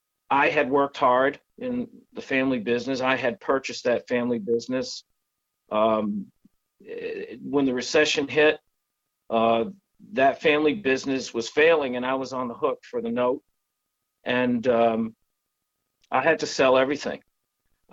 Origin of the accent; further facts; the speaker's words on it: Northeast, United States; moved away; I grew up in the Northeast